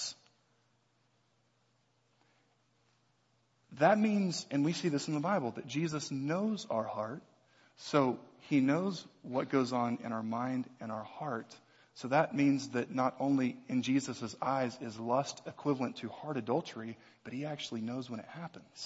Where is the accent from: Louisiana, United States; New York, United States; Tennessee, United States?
Louisiana, United States; right outside New Orleans; I grew up right outside New Orleans